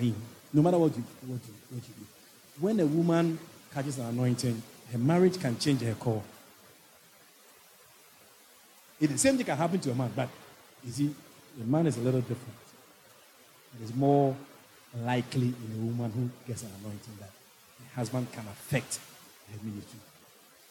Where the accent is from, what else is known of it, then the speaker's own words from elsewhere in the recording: Netherlands; now in Ghana; I grew up in Holland